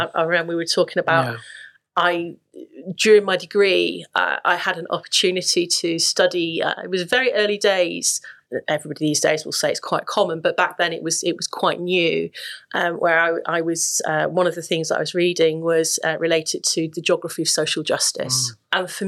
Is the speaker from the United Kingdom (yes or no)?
yes; Yorkshire and the Humber, United Kingdom; I grew up in West Yorkshire, which was a very diverse, very, very diverse community